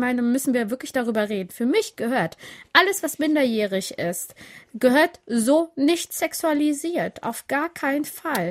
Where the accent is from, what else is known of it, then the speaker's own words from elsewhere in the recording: Siegerland, North Rhine-Westphalia, Germany; accent: Siegerland; German is a second language; Ich bin richtig äh, auf dem Dorf aufgewachsen im Siegerland